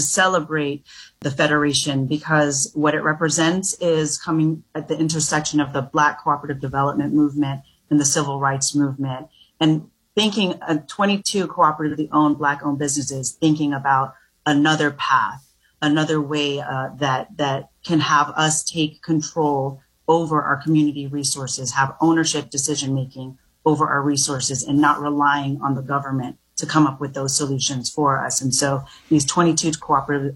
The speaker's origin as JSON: {"language": "English", "region": "Florida", "country": "United States", "tie": "born or raised there", "also_born_or_lived": "Jamaica", "said": "I grew up in Florida"}